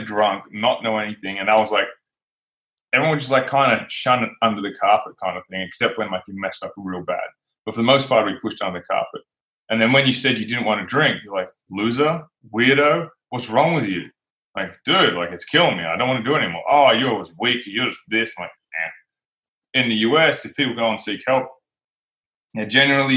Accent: Australia; my home country, Australia.

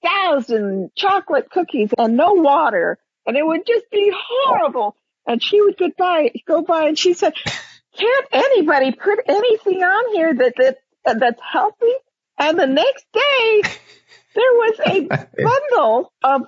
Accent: Hawaii, United States; I am Hawaiian

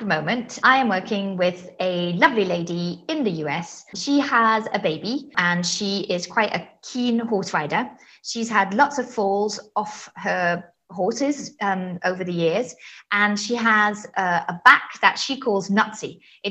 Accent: Zimbabwe; now in Switzerland; I live in Switzerland. I think it's the sixth country that I've lived in. I'm originally from Zimbabwe.

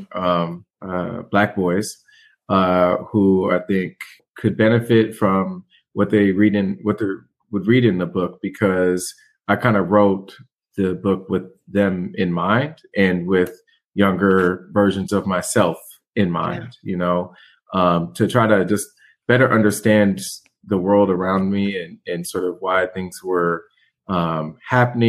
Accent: Portland, Oregon, United States; my home is Portland, Oregon. And you can see You know, I have a little bit of Northwest heritage

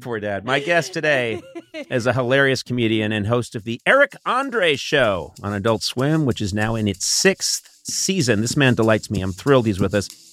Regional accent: Boston, Massachusetts, United States; I am from Boston.

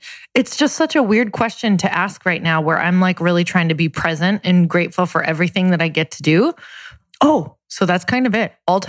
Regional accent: Marquette, Michigan, United States; now in Santa Monica, United States; Marquette, Michigan.

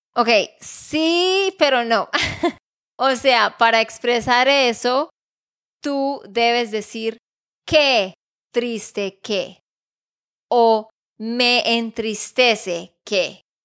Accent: Santander, Colombia; de Santander, Colombia

